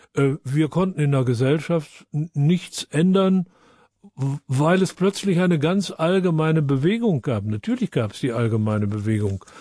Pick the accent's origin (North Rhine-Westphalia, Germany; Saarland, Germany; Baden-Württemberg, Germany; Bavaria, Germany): Baden-Württemberg, Germany; Freiburg; ich komme aus Freiburg